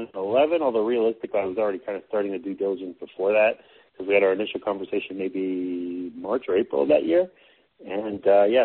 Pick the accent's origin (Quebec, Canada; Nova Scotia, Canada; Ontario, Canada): Quebec, Canada; Montreal; I grew up in Montreal, so I used to watch the Expos games.